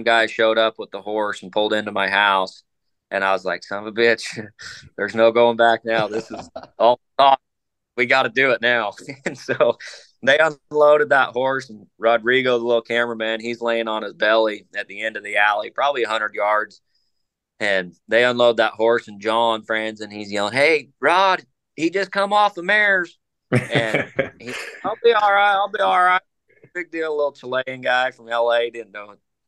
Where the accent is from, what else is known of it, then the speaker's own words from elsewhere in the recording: Utah, United States; my home state of Utah